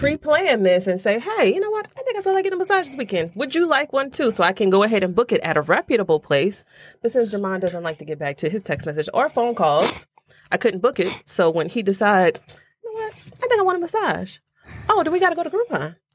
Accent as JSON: {"language": "English", "region": "Louisiana", "country": "United States", "said": "I'm from Louisiana"}